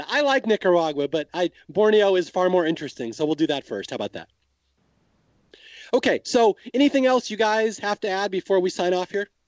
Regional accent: Australia; I'm from Australia. I love it.

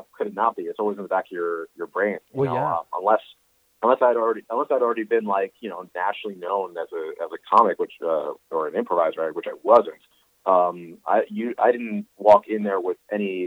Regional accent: Northeast Pennsylvania, United States; also born or lived in Brooklyn, New York; eventually most of my upbringing was in the Northeast Pennsylvania

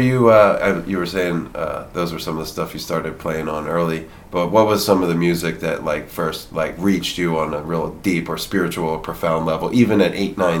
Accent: Philadelphia, Pennsylvania, United States; now in San Francisco, United States; I'm from the Philly area, you're from D.C., we share some friends from home

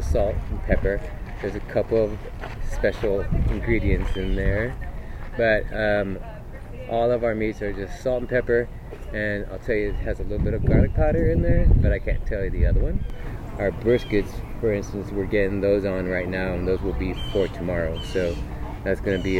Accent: between Kingsville and Alice, South Texas, United States; It's between Kingsville and Alice, Texas.

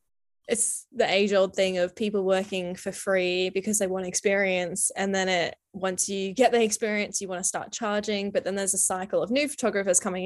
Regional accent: Brisbane, Queensland, Australia; moved away as an adult; now in Canada; being from Australia and being from Brisbane

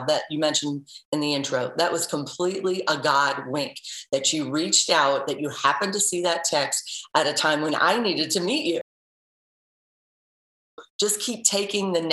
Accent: St. Louis, Missouri, United States; now in Cleveland, United States; I'm originally from St. Louis.

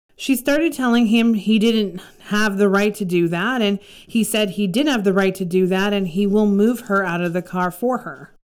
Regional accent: Canada; I'm from Canada

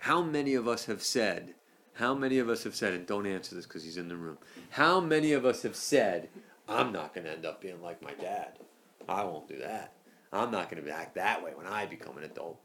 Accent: East Coast, United States; moved away; I'm from the East Coast

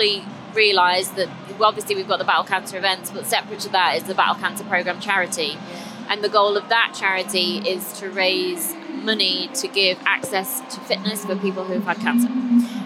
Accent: Stoke-on-Trent, West Midlands, United Kingdom; I'm from Stoke originally

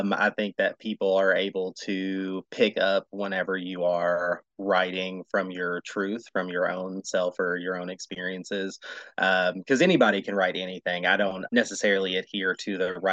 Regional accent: Bowling Green, Kentucky, United States; I was born and raised in Bowling Green, where WKU is

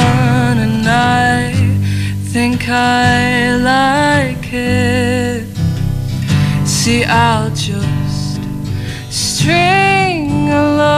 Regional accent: Ireland; I'm from Hedford here, born and raised. I'm 17, I'm in Leaving Cert.

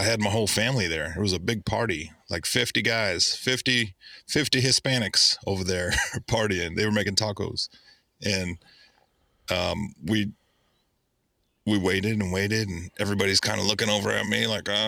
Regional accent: Oakland, California, United States; moved away; I grew up in the Bay Area

